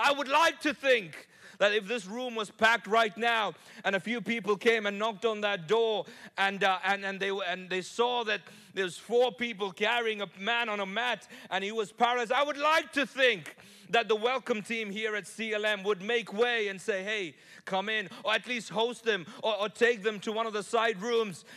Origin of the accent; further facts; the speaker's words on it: Nigeria; I was born in Nigeria